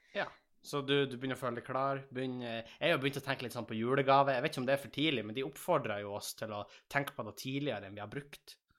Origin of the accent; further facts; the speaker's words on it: Tjongsfjord, Nordland, Norway; moved away; når jeg er hjemme i Tjongsfjord